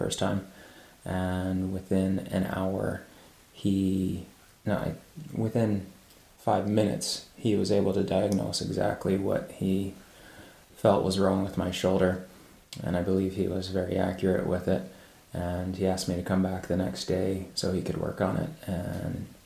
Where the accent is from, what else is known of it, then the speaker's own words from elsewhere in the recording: Maryland, United States; moved away; I grew up mostly in Maryland